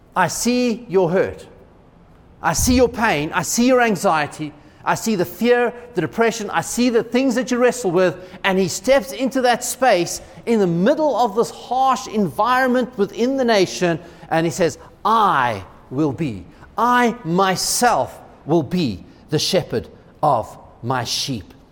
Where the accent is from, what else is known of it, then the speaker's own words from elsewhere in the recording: United States; as an American